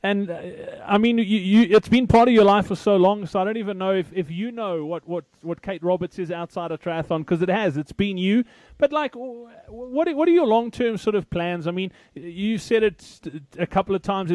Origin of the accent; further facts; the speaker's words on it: Free State, South Africa; I'm also from the Free State